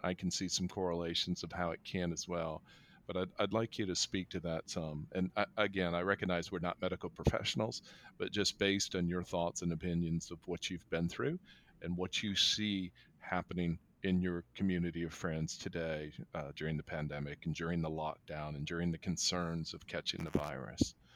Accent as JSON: {"language": "English", "country": "United States", "said": "as an American culture"}